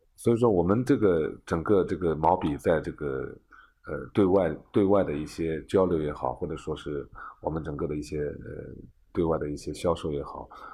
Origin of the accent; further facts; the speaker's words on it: Hangjiahu Plain, Zhejiang, China; 我们行家户平原